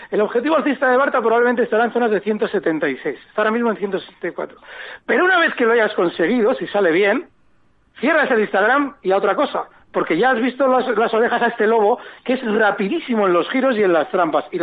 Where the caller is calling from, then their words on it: Las Palmas, Canary Islands, Spain; Hola, buenas tardes. … de Las Palmas.